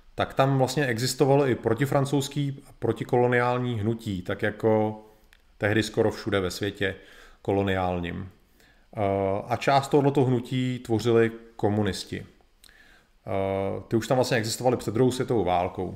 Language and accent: Czech; Czechia; u nás v Čechách